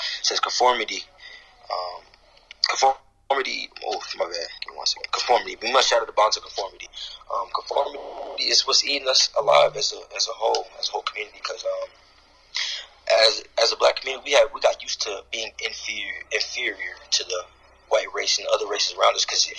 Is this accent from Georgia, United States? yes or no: yes; Atlanta, Georgia, United States; also born or lived in Bronx, New York / Cincinnati; I was born in New York, and my mother thought it wasn't a good idea to raise me out in the Bronx, so she moved me down here to Atlanta.